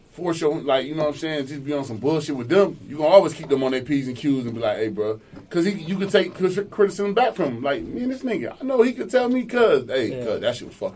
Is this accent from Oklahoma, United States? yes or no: no; New York, United States; moved away; also born or lived in Atlanta; I'm from New York